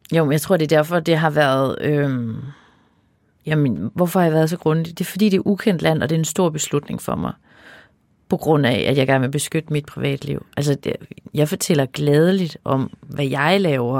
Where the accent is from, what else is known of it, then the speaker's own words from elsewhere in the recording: Denmark; jeg jo også jyde